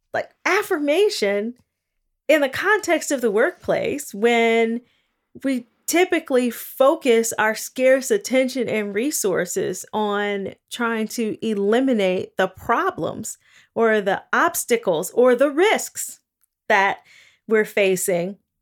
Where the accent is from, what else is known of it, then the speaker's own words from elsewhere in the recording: Gary, Indiana, United States; I grew up in Gary, Indiana. in the nineteen eighties